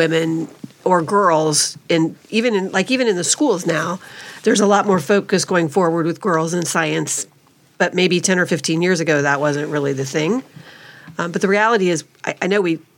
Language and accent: English; Midwest, United States; moved away; also born or lived in East Coast; I'm from the Midwest